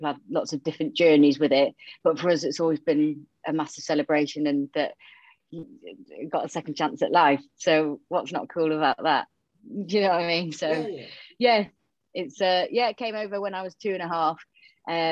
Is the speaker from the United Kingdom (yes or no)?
yes; Yorkshire and the Humber, United Kingdom; accent: Yorkshire twang; also born or lived in Romania; I was born in Romania and then I was adopted to North Yorkshire. So hence the Yorkshire twang.